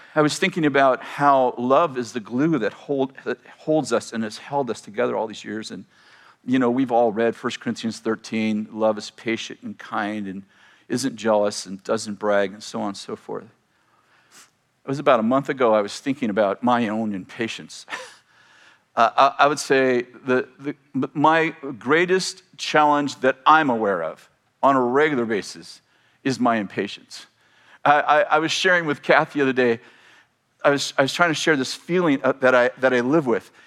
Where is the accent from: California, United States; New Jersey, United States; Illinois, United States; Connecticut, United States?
California, United States; Weaverville; So many of us grew up in this little town of Weaverville